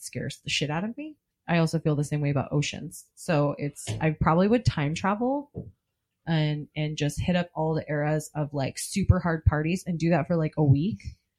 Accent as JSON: {"language": "English", "town": "Portland", "region": "Oregon", "country": "United States", "said": "Also, we're from Portland."}